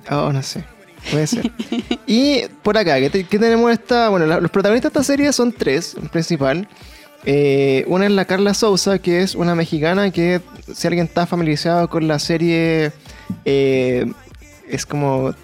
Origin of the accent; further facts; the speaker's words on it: Chile; para nosotros como chilenos